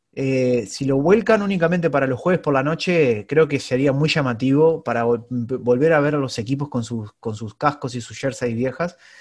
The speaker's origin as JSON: {"language": "Spanish", "country": "Uruguay", "said": "como uruguayo me encantaría"}